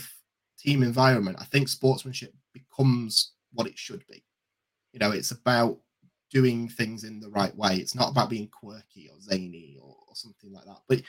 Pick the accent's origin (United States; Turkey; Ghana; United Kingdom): United Kingdom; England; we're from England